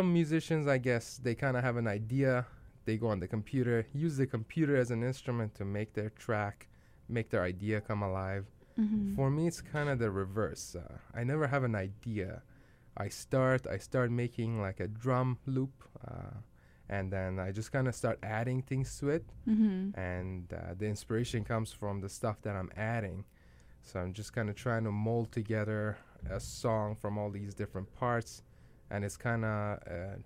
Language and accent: English; Iran; now in Winnipeg, Canada; I was born in Iran